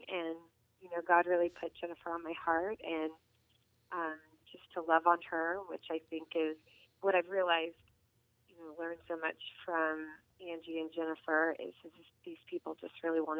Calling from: Dade City, Florida, United States; I'm calling from Dade City.

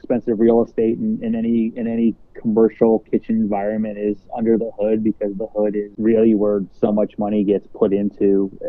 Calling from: Toronto, Ontario, Canada; I'm speaking from Toronto, and, you know, the differences in plate size from a restaurant here in Toronto versus what you see at a very similar restaurant in the U.S. is always quite amusing to me.

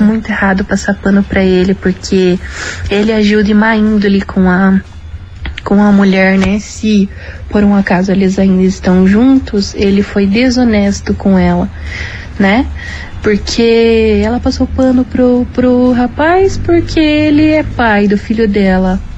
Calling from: São José dos Pinhais, Paraná, Brazil; sou aqui de São José dos Pinhais.

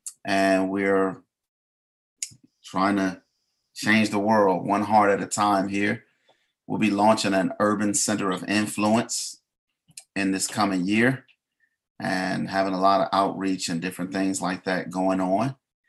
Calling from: Detroit, Michigan, United States; I'm coming from Detroit, Michigan.

